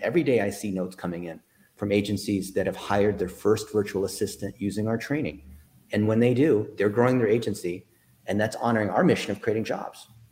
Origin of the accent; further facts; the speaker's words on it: Dayton, Ohio, United States; I was born in Dayton, Ohio